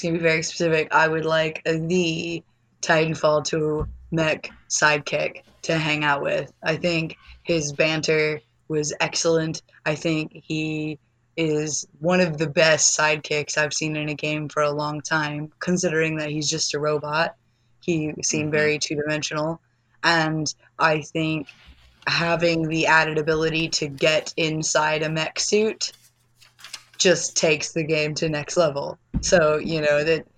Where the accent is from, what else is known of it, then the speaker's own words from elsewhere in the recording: Florida, United States; moved away; I'm from Florida